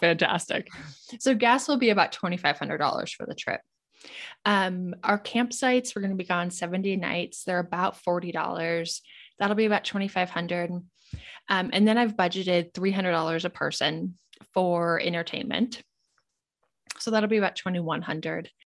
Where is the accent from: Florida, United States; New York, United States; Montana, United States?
Montana, United States; moved away as an adult; I grew up in Montana